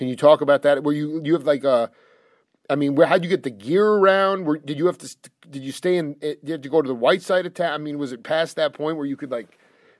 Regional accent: Stony Brook, New York, United States; I grew up in Stony Brook, so I took that train many a time into the city.

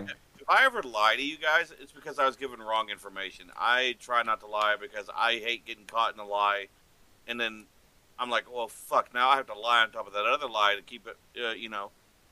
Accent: Texas, United States; Because I'm Texan, motherfucker.

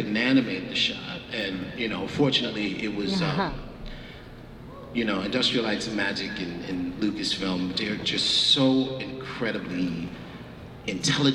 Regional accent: New York City, New York, United States; Growing up in the South Bronx

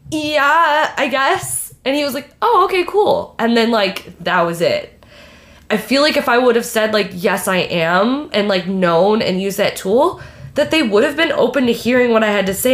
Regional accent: Michigan, United States; I'm from Michigan.

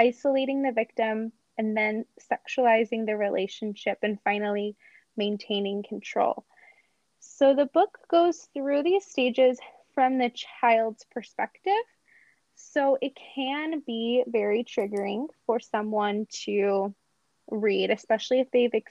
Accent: Robbinsville, New Jersey, United States; now in Salt Lake City, United States; I'm actually from New Jersey. So I grew up in a town called Robbinsville.

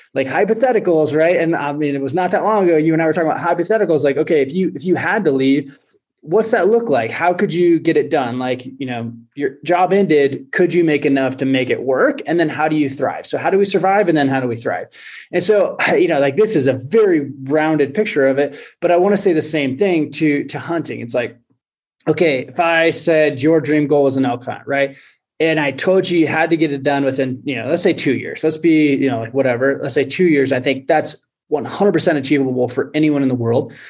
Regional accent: Oregon, United States; now in Montana, United States; I live in Montana. Um, I grew up in Oregon

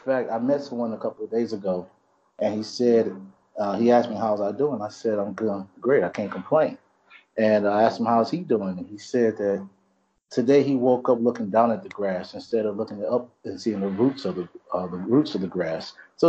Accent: Fort Campbell, Kentucky, United States; born there; I'm an Army brat myself. My dad's retired Army as well. And I was born in Fort Campbell, Kentucky

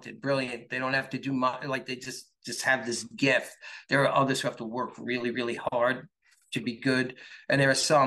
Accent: New York, United States; I'm a New York guy

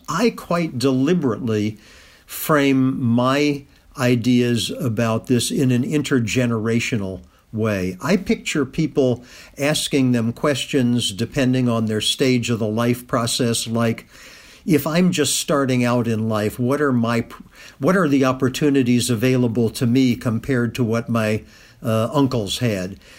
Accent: Kentucky, United States; moved away as an adult; also born or lived in Massachusetts; I lived in Kentucky up until the age of eighteen when I went off to Harvard as an undergraduate

